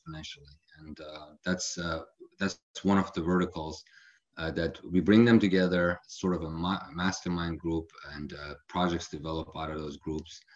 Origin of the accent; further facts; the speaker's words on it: Frankfurt, Hesse, Germany; moved away as an adult; also born or lived in Illinois, United States; now in Palm Desert, United States; I grew up in Germany, mostly around Frankfurt area, where I went to high school